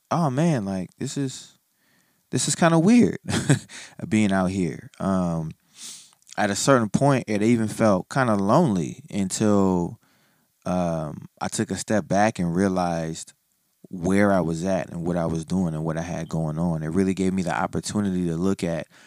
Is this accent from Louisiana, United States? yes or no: yes; New Orleans, Louisiana, United States; now in Los Angeles, United States; I'm from New Orleans, so I got to see a lot of my family. My accent came back completely.